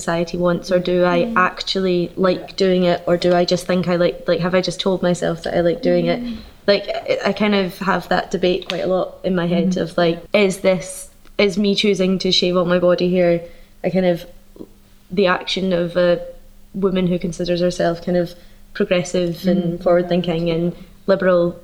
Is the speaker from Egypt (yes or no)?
yes; Egypt; I'm from Egypt